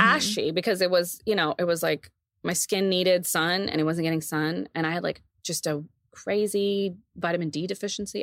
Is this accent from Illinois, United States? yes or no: no; Texas, United States; moved away; when we were in my, in my hometown